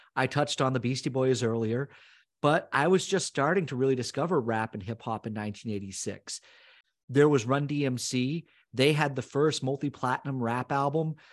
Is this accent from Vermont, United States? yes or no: yes; Northern Vermont, United States; growing up in Northern Vermont, a lot of us went to the Montreal Forum